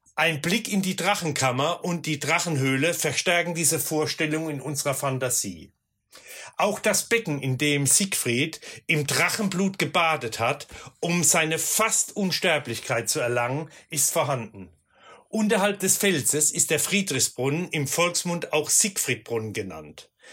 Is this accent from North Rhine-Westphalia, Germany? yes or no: no; Rhineland-Palatinate, Germany; hier bei uns in der Pfalz